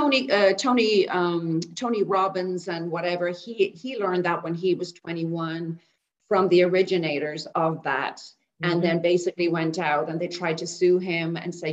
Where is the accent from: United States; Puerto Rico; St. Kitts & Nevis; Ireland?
Ireland; Dublin, Leinster; now in Bangkok, Thailand; I grew up in Dublin, born and bred in Dublin